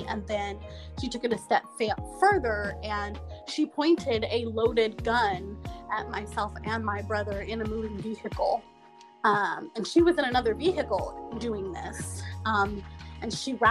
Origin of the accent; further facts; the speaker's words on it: the South, United States; born and raised in the South